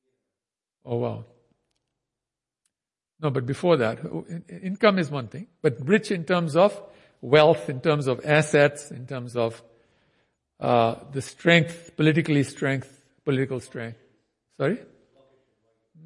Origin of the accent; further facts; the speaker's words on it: India; I'm Indian